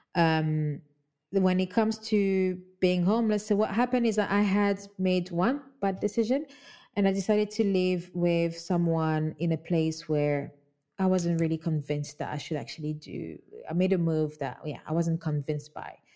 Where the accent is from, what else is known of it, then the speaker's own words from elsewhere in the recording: Kinshasa, DR Congo; now in London, United Kingdom; That's where I grew up. I'm from Congo Kinshasa. I grew up in Kinshasa